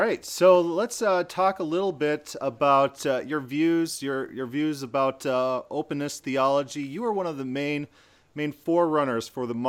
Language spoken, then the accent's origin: English; South Dakota, United States; I grew up in South Dakota